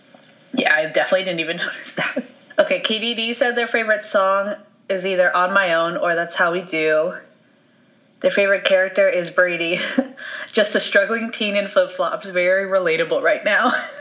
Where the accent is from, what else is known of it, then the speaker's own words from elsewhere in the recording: England, United Kingdom; I'm English, though.